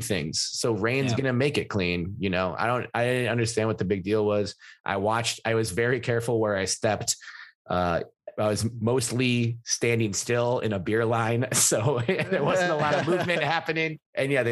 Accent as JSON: {"language": "English", "region": "Minnesota", "country": "United States", "tie": "born or raised there", "moved": "yes"}